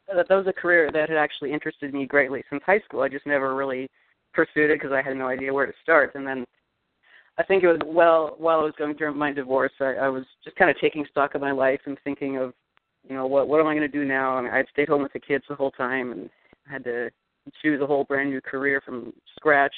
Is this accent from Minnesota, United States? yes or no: no; Eugene, Oregon, United States; Eugene, Oregon, little university town.